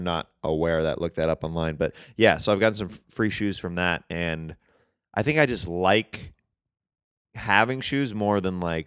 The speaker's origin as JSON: {"language": "English", "region": "Kansas", "country": "United States", "tie": "born or raised there", "moved": "yes", "said": "I'm from Kansas."}